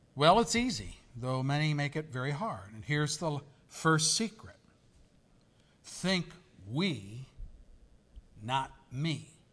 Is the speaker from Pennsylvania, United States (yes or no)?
yes; Pennsylvania, United States; I'm from Pennsylvania